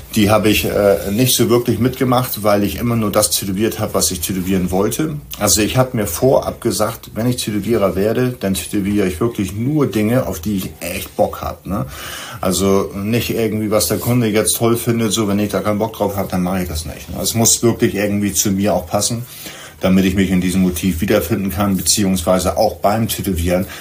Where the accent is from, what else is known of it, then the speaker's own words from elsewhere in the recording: Hamburg, Germany; hier in Hamburg, da wo ich herkomme